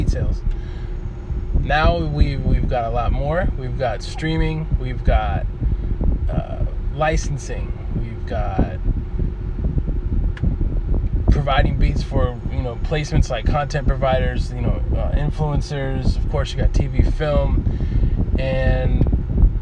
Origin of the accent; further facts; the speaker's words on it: Oakland, California, United States; I'm from East Oakland